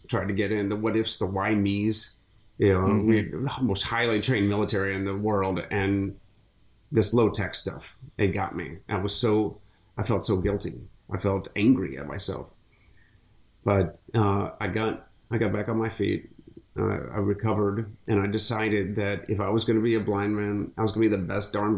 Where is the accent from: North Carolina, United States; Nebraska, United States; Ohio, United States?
Ohio, United States; Akron; now in Florida, United States; I grew up in Akron